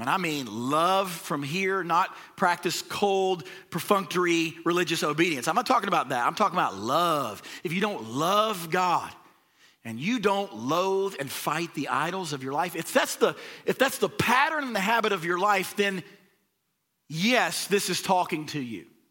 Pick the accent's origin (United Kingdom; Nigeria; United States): United States; the South; we're from the South